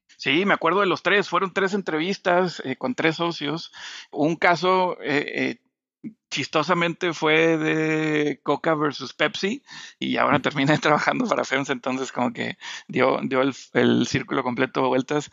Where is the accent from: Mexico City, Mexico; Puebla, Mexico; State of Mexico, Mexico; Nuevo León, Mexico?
Nuevo León, Mexico; Monterrey; moved away as an adult; el sueño de regresar a Monterrey, donde, de donde yo soy